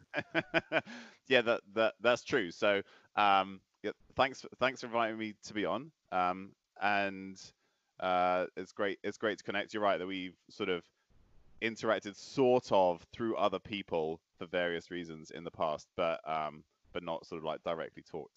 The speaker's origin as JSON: {"language": "English", "town": "Bristol", "region": "South West England", "country": "United Kingdom", "tie": "born or raised there", "also_born_or_lived": "Oslo", "moved": "yes", "said": "I grew up in Bristol"}